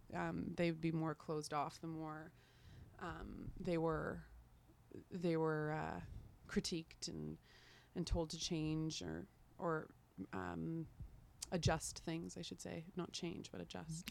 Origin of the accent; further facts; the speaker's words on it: Canada; also born or lived in London, United Kingdom; as a Canadian artist